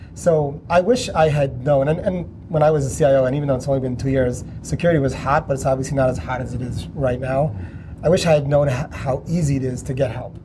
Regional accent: New York, United States; I'm from New York

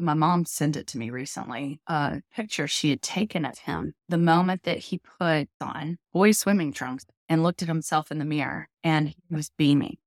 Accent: Tennessee, United States; moved away as an adult; also born or lived in New York City / Bronxville, New York; now in Charleston, United States; I grew up in Tennessee

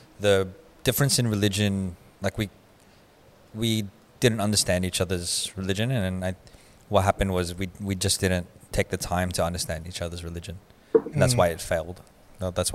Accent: Australia; we grew up in Australia. For a long time, I was like, I feel like I'm more Australian than I am Filipino

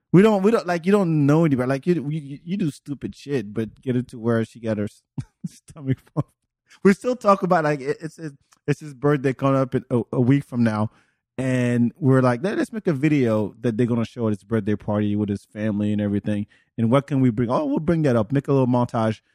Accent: France; English is a second language; moved away; also born or lived in Senegal; born in, in Africa, but raised in France

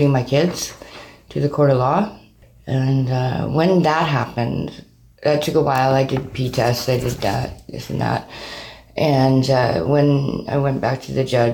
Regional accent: Burnaby, British Columbia, Canada; moved away as an adult; also born or lived in Vancouver / Calgary; now in Kelowna, Canada; Born and raised, yeah. Mostly Burnaby

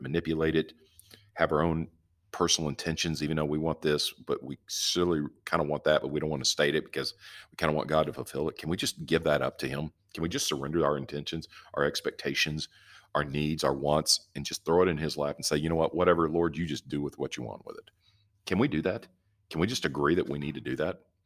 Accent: the South, United States; I'm from the South

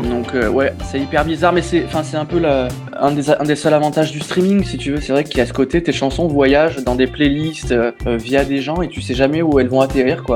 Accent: Aix-en-Provence, Provence-Alpes-Côte d'Azur, France; moved away as an adult; now in Paris, France; je suis originaire d'Aix-en-Provence

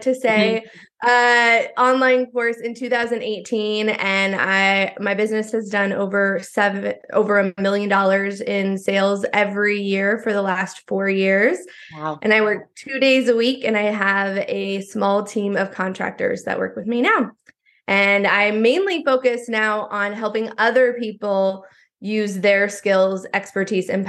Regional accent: Iowa, United States; I grew up in Iowa

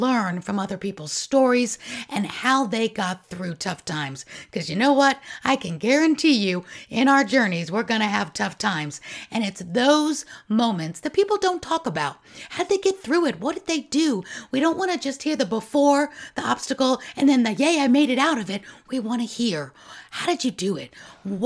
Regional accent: New York City, New York, United States; moved away as an adult; also born or lived in Florida; I was born and raised in New York City

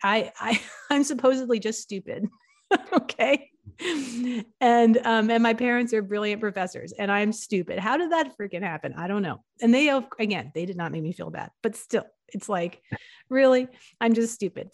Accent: New York and New Haven, Connecticut, East Coast, United States; also born or lived in Philadelphia, Pennsylvania; I grew up in the East Coast, and I grew up in New York and in New Haven, Connecticut, and, um, and in, I was born in Philadelphia, in Pennsylvania

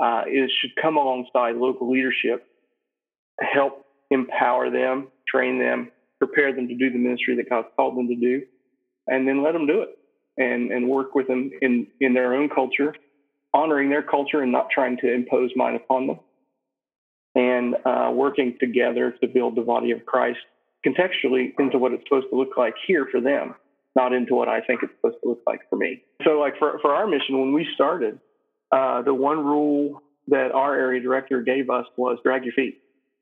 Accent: West Virginia, United States; moved away as an adult; now in Santa Cruz, Bolivia; I'm from West Virginia, grew up in a town of 500 people. And now I live in Santa Cruz, Bolivia, which is a city of 3 million.

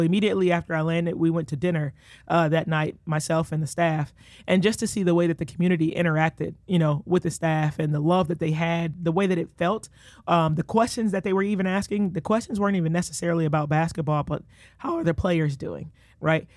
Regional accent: Detroit, Michigan, United States; moved away as an adult; now in Iowa City, United States; born and raised, uh, Detroit, Michigan

